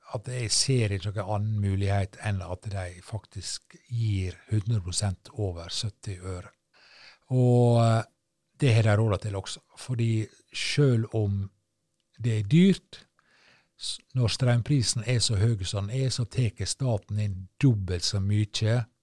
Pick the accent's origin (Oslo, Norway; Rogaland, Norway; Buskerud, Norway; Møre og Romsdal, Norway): Møre og Romsdal, Norway; Sunnmøre; kystøyene på Sunnmøre, der jeg er fra. Der, der er det nå skog. Men du, så seint som da jeg vokste opp og spilte fotballkamper ute på Hareidland